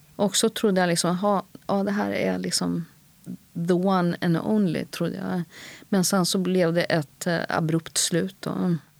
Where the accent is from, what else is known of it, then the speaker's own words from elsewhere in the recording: Sweden; sökte in till scenskolan hemma i Sverige